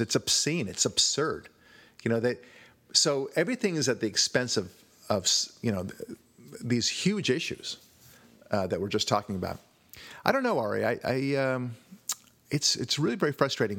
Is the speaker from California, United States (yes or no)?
yes; California, United States; I'm Jewish or because I'm white or because I'm from California